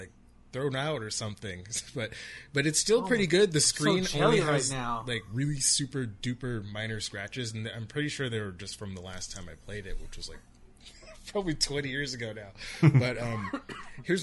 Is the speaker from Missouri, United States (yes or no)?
no; California, United States; born or raised there; moved away